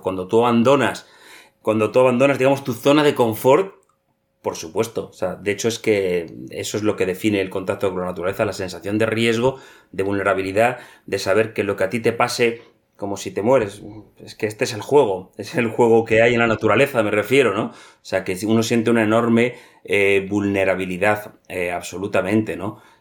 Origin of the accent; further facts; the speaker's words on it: Madrid, Community of Madrid, Spain; moved away as an adult; also born or lived in Greenland / Reykjavik; Yo nací en Madrid, en una familia totalmente urbana. Eh, mi infancia fue en un piso en Madrid